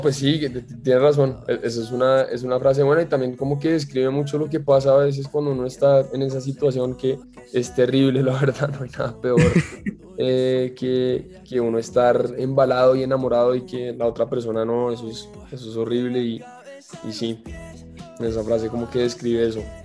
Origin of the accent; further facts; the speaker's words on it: Colombia; mi tierra, de Colombia